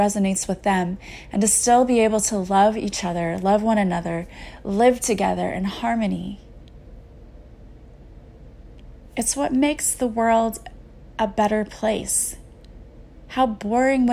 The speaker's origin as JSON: {"language": "English", "country": "United States", "said": "being an American whenever I was in grade school"}